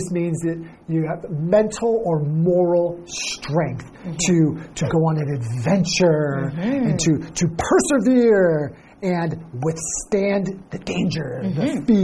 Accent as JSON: {"language": "English", "town": "Los Angeles", "region": "California", "country": "United States", "said": "I'm from Los Angeles."}